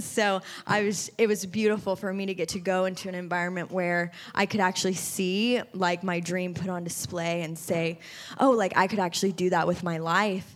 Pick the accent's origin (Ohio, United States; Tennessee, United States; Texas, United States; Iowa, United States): Tennessee, United States; Nashville; moved away as an adult; also born or lived in California; born and raised here in Nashville, Tennessee